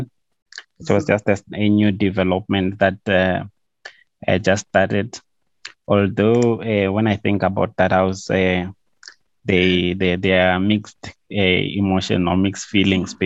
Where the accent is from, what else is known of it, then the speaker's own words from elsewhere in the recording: Venda, Limpopo, South Africa; now in Gauteng, South Africa; I'm originally from Venda. Yeah, but I grew up that side